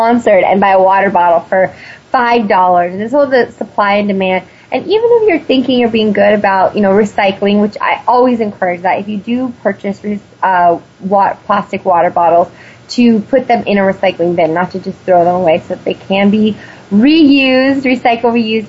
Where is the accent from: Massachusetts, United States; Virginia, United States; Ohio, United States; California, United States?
California, United States; being a Californian